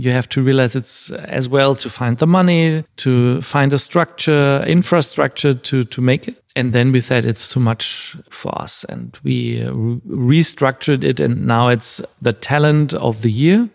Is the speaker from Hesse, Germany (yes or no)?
no; Bavaria, Germany; moved away as an adult; also born or lived in Paris / Vienna; I'm born in Bavaria in the south of Germany. Then I left this area